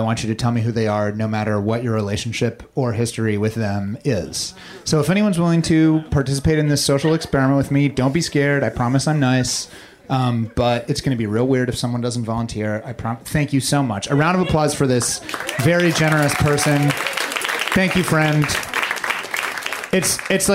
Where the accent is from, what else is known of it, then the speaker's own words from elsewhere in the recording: Missouri, United States; I grew up in Missouri